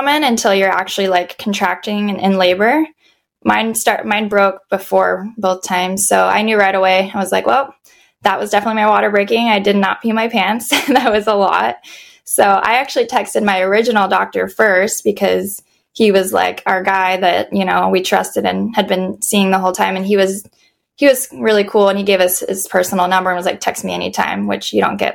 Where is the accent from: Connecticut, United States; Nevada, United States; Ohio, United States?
Nevada, United States; Las Vegas; now in San Diego, United States; I was originally born and raised in Vegas